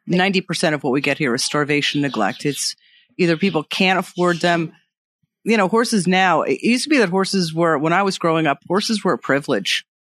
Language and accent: English; Long Island, New York, United States; also born or lived in Manhattan; I grew up on Long Island, so I gr, and I grew up riding horses